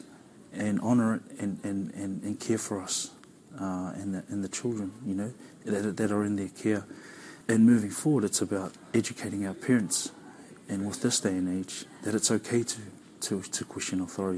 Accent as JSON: {"language": "English", "country": "New Zealand", "tie": "born or raised there", "said": "Tongan male growing up in New Zealand"}